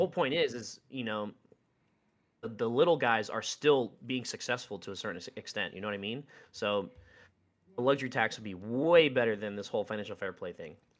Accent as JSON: {"language": "English", "country": "United States", "said": "as an American"}